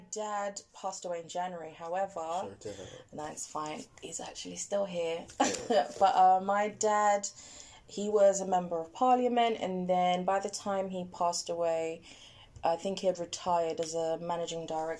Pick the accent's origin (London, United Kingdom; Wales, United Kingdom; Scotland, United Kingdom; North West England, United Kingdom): London, United Kingdom; That's the other thing about growing up in London